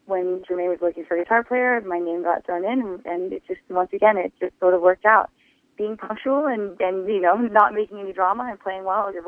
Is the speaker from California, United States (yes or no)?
yes; Los Angeles, California, United States; I got to play in my hometown to uh, the show off my dreams at the Hollywood Bowl